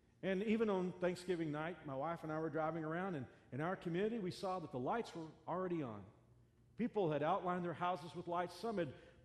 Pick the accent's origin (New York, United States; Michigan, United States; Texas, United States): Texas, United States; Fort Worth; born or raised there